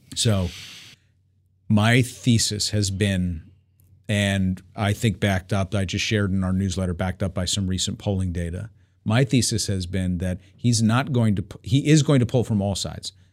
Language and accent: English; New York, United States; I'm growing up in New York